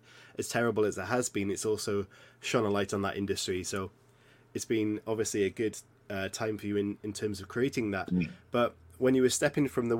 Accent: Welsh, Wales, United Kingdom; I'm Welsh

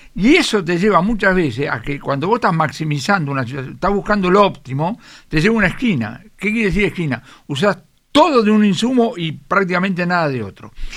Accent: Buenos Aires, Argentina; nosotros somos malplatense y porteño

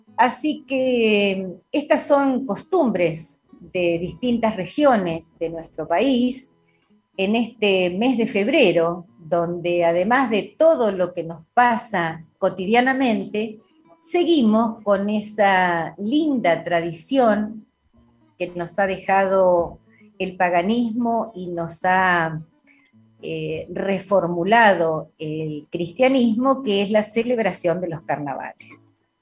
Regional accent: General La Madrid, Buenos Aires Province, Argentina; yo que me crié en la provincia de Buenos Aires, en mi pueblo, en general la Madrid

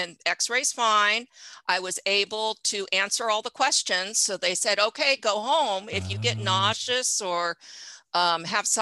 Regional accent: Fresno, Bay Area, California, United States; also born or lived in Richmond, California; I am originally from California, Fresno, Bay Area

